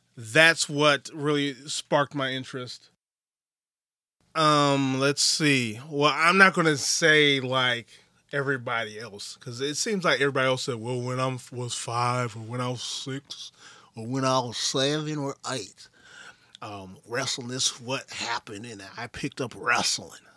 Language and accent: English; Wisconsin, United States; I'm from Wisconsin.